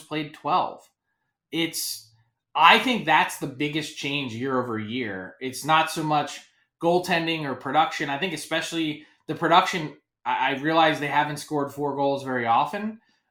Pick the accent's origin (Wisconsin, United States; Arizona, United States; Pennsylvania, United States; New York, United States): Pennsylvania, United States; Philadelphia; I'm from Philly